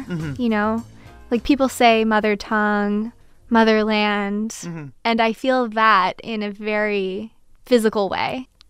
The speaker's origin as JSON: {"language": "English", "country": "United States", "accent": "American", "said": "she's laughing at my American accent"}